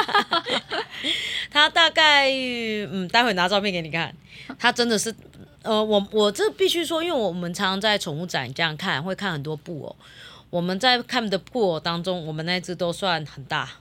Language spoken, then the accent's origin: Chinese; Yunlin County, Taiwan; 我们乡下嘛，那边嗯，我们嗯。云林比较多猪圈